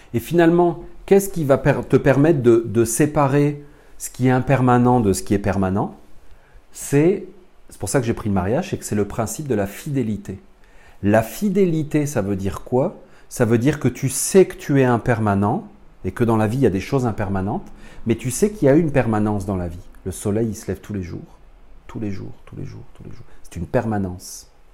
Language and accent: French; France; accent: French from France; je suis un Français né dans les années 70